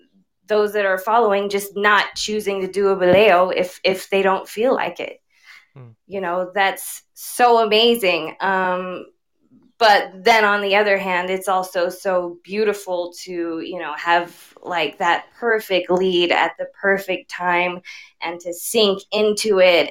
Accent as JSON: {"language": "English", "country": "Canada", "said": "Well, I'm from Canada. We say sorry a lot here."}